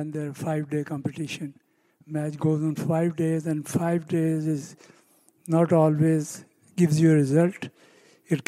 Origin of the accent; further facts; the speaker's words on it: Pakistan; now in United States; I come from Pakistan. I came here at a very young age.